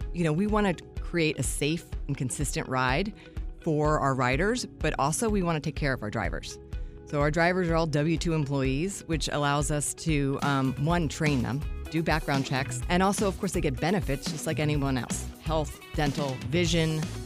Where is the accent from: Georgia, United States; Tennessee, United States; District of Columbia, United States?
District of Columbia, United States; Washington; being on, on a morning show in my hometown